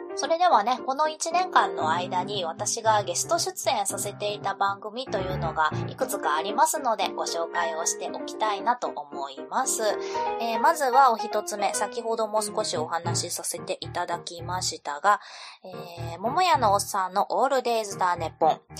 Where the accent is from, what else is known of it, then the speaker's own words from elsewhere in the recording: Kansai, Japan; moved away as an adult; also born or lived in Fukuoka; now in Kyoto, Japan; 私も主人も関西の出身ではあるんですけれども